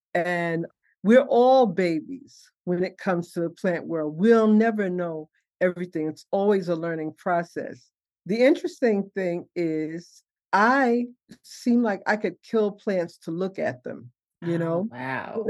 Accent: New York City, New York, United States; also born or lived in Harlem, New York City; I grew up in Bed-Stuy, born in Harlem. We moved to uh, Brooklyn when I was six

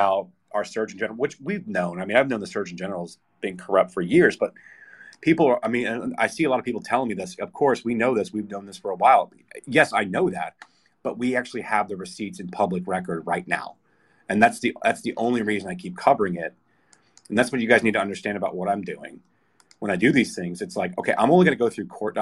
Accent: United States; as an American

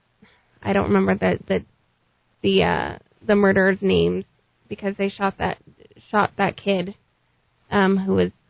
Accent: Albuquerque, New Mexico, United States; No, we grew up in the South Valley.

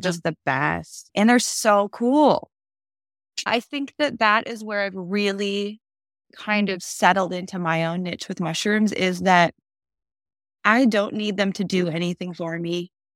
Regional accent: Minnesota, United States; moved away; I grew up in Minnesota

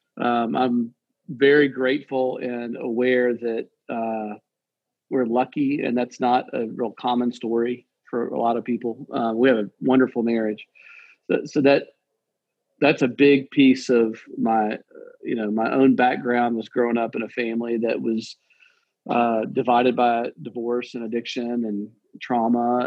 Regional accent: Nashville, Tennessee, United States; I was born in Nashville

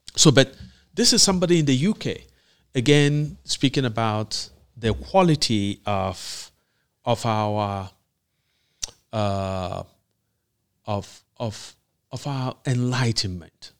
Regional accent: Nigeria; moved away; in Nigeria, in my hometown

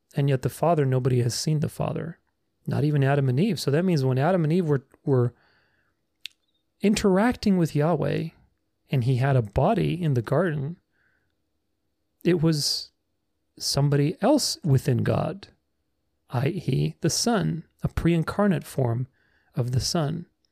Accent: Romania; moved away; I'm Romanian. I, I came from Romania.

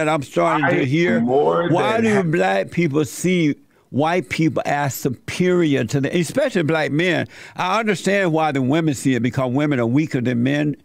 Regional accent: Alabama, United States; When I was growing up in Alabama under the Jim Crow law

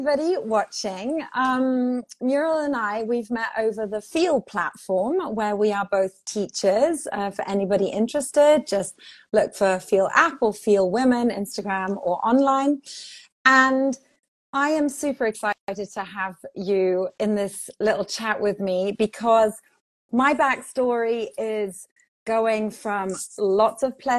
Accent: Portugal; also born or lived in England; But I grew up in Portugal. I was raised English speaking. And then I studied in England.

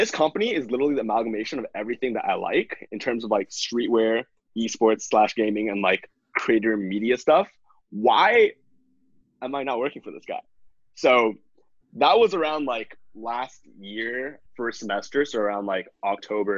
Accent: Toronto, Ontario, Canada; Born and raised in Toronto, and that's where I am right now

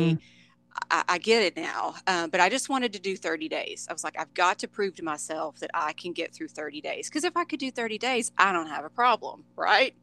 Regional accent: Dallas Fort Worth, Texas, United States; born and raised in the Dallas Fort Worth, Texas area.

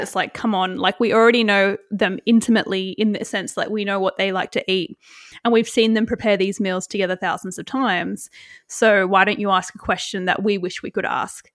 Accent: Australia

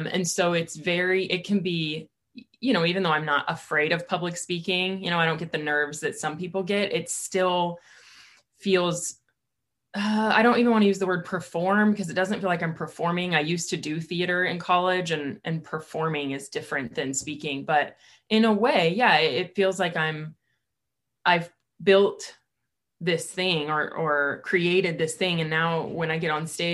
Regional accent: California, United States; now in Boise, United States; I'm from California, but I consider myself an Idahoan now

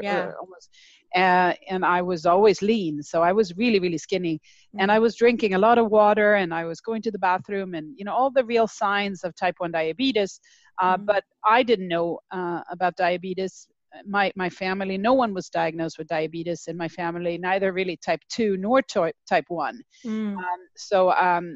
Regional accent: Sweden; moved away; I grew up in Sweden

